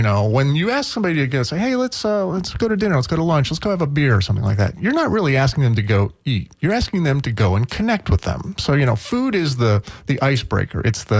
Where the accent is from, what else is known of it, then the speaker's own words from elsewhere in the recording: Midwest, United States; And I think there's a certain attitude about being a Midwesterner. Certainly, you know, we tend to be polite there. You get, you know, your accent, you know, and all that.